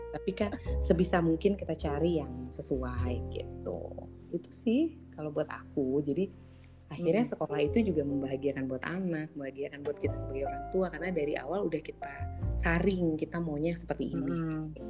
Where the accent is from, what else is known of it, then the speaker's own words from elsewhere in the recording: Indonesia; also born or lived in Jakarta; aku orang Indonesia